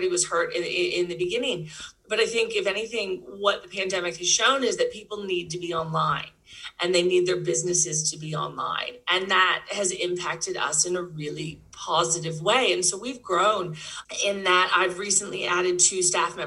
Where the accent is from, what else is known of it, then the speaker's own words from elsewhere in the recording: Texas, United States; moved away as an adult; now in Perth, Australia; I am Texan. I grew up in Texas, but I came to Perth, actually, of all places, as a backpacker about 20 years ago